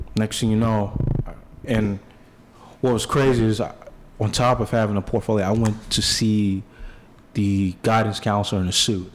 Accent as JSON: {"language": "English", "town": "New York City", "region": "New York", "country": "United States", "tie": "born or raised there", "said": "I grew up in Bed in the Bed Stuy section of Brooklyn"}